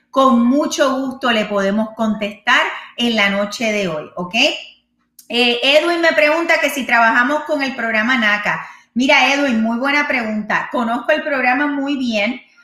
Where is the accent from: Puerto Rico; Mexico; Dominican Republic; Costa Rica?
Puerto Rico; moved away; yo soy puertorriqueña